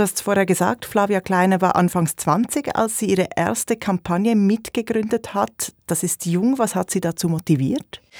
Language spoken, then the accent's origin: German; Zurich, Switzerland; Als Zürcherin und Historikerin